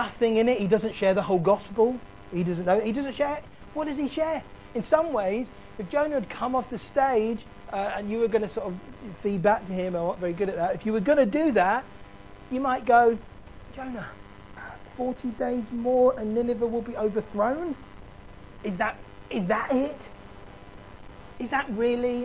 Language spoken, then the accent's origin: English; London, United Kingdom; I grew up in South London